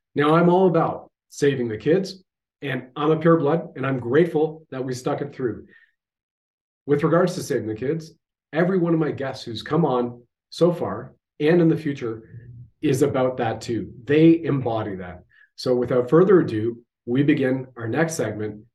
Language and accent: English; Canada